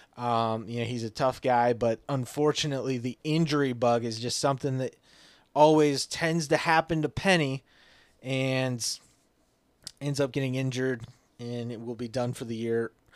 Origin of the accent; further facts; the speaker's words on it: Iowa, United States; moved away as an adult; now in Mankato, United States; Growing up in Iowa